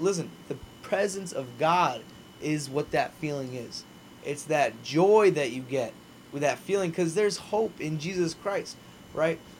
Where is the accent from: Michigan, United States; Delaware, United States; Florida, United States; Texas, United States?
Florida, United States; Naples; being back in Naples, being my hometown